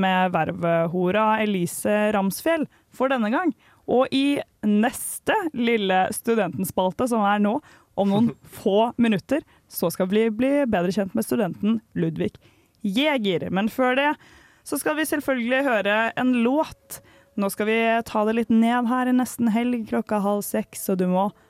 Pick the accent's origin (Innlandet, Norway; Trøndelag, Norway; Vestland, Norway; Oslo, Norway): Oslo, Norway; moved away as an adult; now in Trondheim, Norway; jeg er hjemme i Oslo